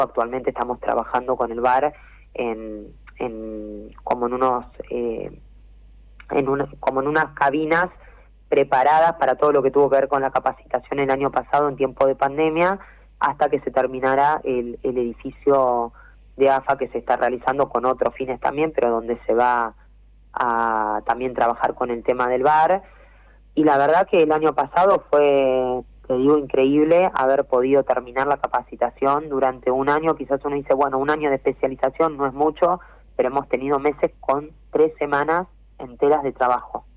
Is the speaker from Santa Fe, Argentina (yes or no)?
no; Quilmes, Buenos Aires Province, Argentina; Yo soy de Quilmes